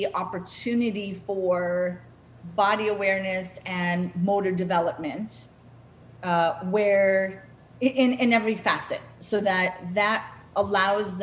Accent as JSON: {"language": "English", "region": "North Dakota", "country": "United States", "tie": "born or raised there", "moved": "yes", "said": "I'm from North Dakota, landlocked state"}